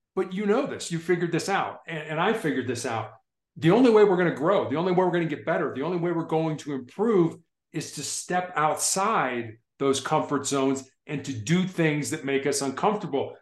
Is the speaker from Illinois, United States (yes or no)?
yes; Chicago, Illinois, United States; when I was growing up in Chicago